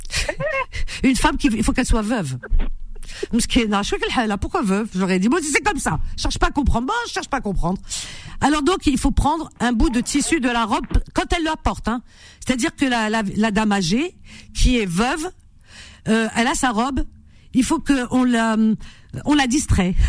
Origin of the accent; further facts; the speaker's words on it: France; j'ai grandi en France